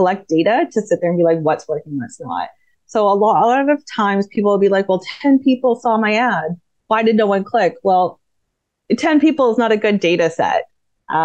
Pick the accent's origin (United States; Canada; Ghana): Canada; I'm Canadian